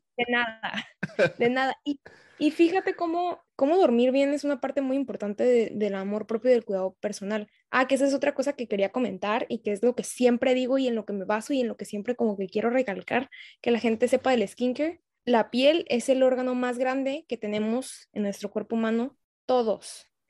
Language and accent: Spanish; Tijuana, Baja California, Mexico; soy de Tijuana